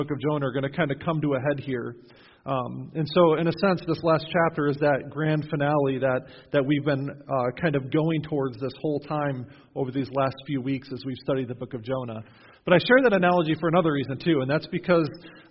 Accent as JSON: {"language": "English", "region": "Western New York", "country": "United States", "tie": "born or raised there", "moved": "yes", "lives_now": "New Knoxville, United States", "said": "When I was growing up in Western New York"}